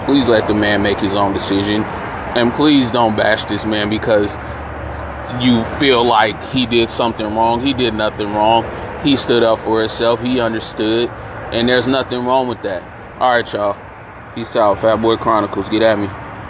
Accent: San Francisco, California, United States; I grew up in San Francisco, very cosmopolitan out there.

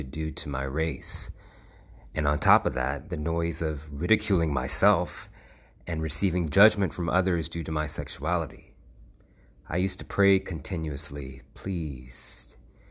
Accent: United States; I'm a black man who was born and bred in America

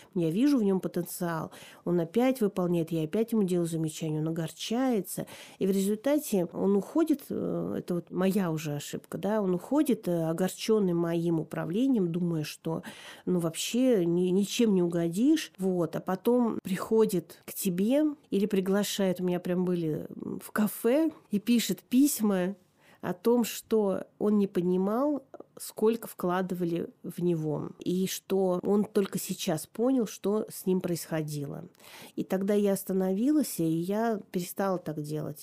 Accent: Tomsk, Tomsk Oblast, Russia; also born or lived in Novosibirsk; я переезжала из Новосибирска в Томск

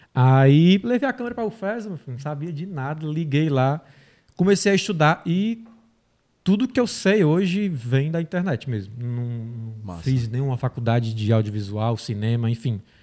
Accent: Tabuleiro do Norte, Ceará, Brazil; moved away; Vim do Ceará, uma cidadezinha do interior, Tabuleiro do Norte. Tem 30 mil habitantes

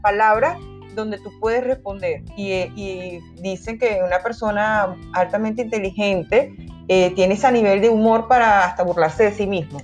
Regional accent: Venezuela; como venezolana

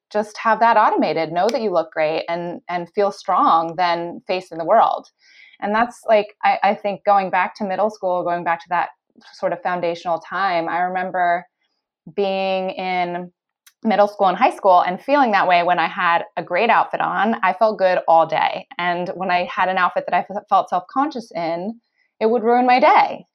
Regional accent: California, United States; moved away as an adult; also born or lived in North Carolina; now in Australia; I grew up in California. I went to school in North Carolina

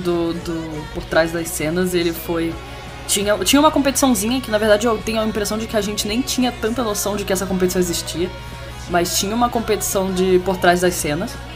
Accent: Rio de Janeiro, Brazil; eu sou carioca

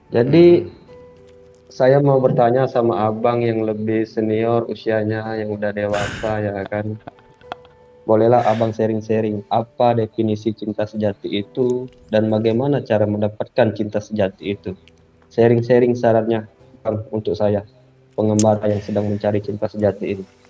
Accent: Palembang, South Sumatra, Indonesia; also born or lived in Medan; saya itu dari Palembang ke Medan

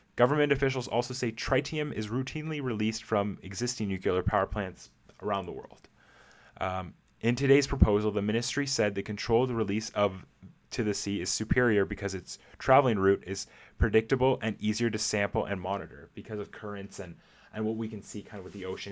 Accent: Canada; as a Canadian myself

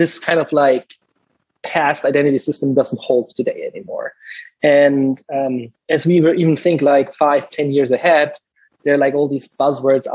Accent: Southern Germany, Germany; moved away as an adult; also born or lived in Munich / Stanford, California; now in United States; I'm originally from Germany, like both of you guys, grew up in the southern part there

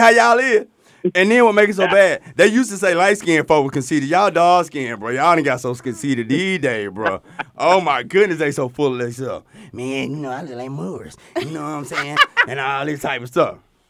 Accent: Montgomery, Alabama, United States; I'm from Montgomery.

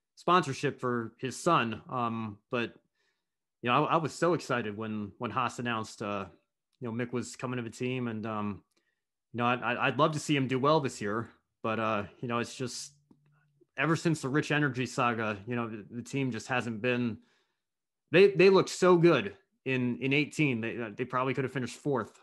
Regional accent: United States; as an American

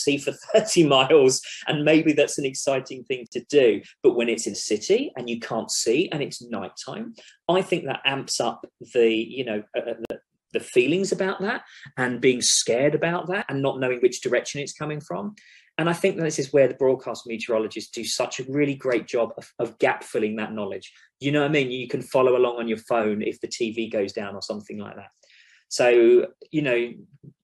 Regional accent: London, United Kingdom; moved away as an adult; also born or lived in Upminster, East London; now in Oklahoma, United States; I'm a Londoner. I'm from London. Like I said earlier, I studied in London. I lived in London. I've worked in London

